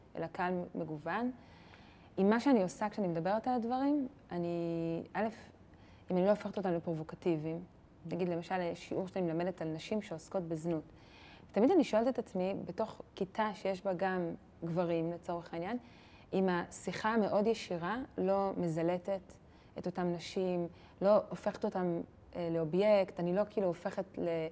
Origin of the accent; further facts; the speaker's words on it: Jerusalem, Jerusalem District, Israel; גדלתי בהר נוף בירושלים